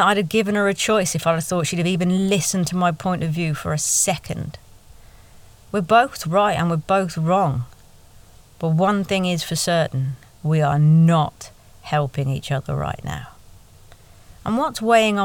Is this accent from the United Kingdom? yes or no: yes; United Kingdom; we're British